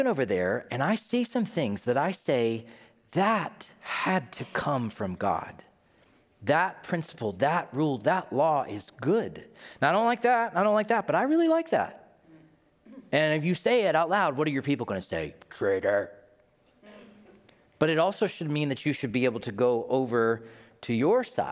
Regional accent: Tennessee, United States; my home state of Tennessee

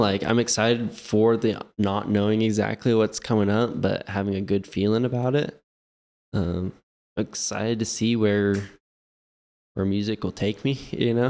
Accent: Lawrence, Kansas, United States; now in Kansas City, United States; I'm actually from Lawrence

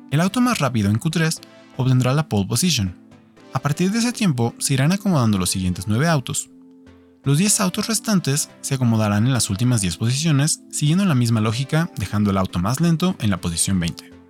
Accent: Mexico; para quienes somos mexicanos, tenemos un motivo muy particular para ver la Fórmula 1

